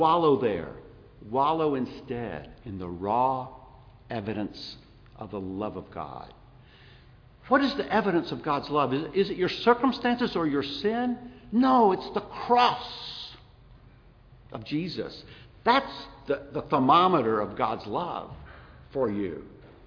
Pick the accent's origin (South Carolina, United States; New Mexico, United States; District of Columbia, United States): South Carolina, United States; moved away; also born or lived in Kosciusko, Mississippi / Montgomery, Alabama; I was born in Kosciuszko, way up the road. Raised in South Carolina.